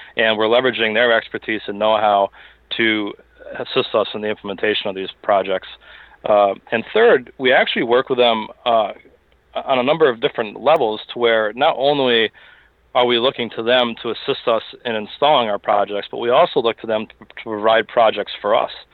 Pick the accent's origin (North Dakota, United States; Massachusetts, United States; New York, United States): Massachusetts, United States; Springfield; moved away as an adult; also born or lived in Boston / West Palm Beach, Florida; I hail from Western Massachusetts. Uh, spent my time growing up in the, the Springfield area.